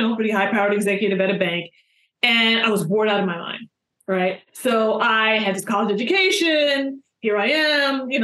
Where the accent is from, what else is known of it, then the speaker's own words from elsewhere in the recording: New York, United States; I'm from New York, so I came back to New York.